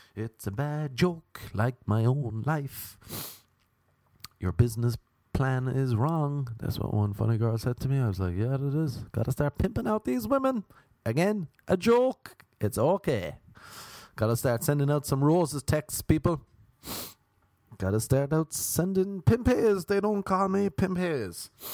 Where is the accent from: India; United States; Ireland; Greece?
Ireland; moved away; no one's Irish except for me